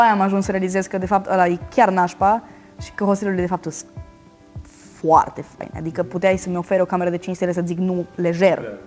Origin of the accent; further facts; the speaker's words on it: Romania; ca români